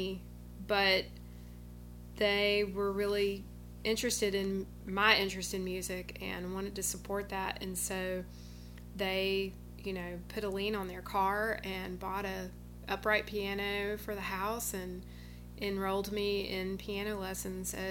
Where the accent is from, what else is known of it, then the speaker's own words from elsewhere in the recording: Rome, Georgia, United States; also born or lived in Atlanta, Georgia; now in Birmingham, United States; I'm from Georgia, and I was born in Atlanta and grew up, spent my childhood in Rome, Georgia, which is in the northwest corner of Georgia.